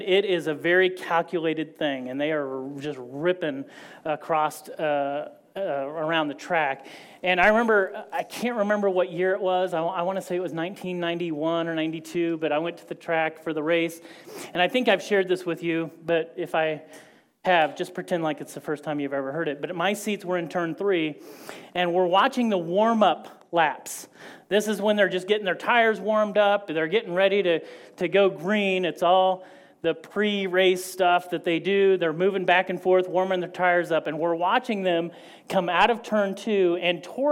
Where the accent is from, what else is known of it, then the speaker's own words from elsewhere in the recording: Indiana, United States; I grew up in Indiana